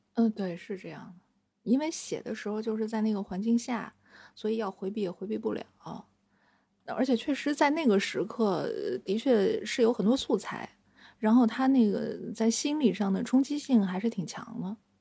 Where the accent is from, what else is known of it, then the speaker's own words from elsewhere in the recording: Shenyang, Liaoning, China; moved away as an adult; also born or lived in Shanghai; now in Beijing, China; 因为我是沈阳人嘛，我们家隔一条街就是那个中国医科大学